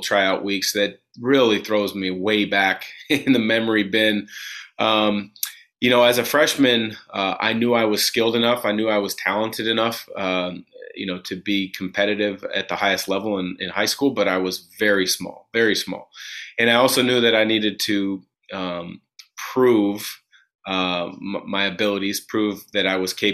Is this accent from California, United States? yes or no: no; Vancouver, Washington, United States; That's my hometown.